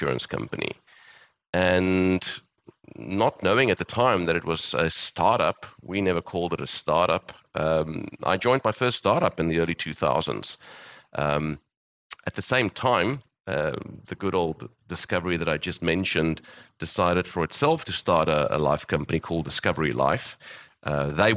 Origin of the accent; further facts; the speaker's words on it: Johannesburg, Gauteng, South Africa; moved away as an adult; also born or lived in Cape Town; I'm South African, born and bred. I've lived in various parts of the world. Grew up in Johannesburg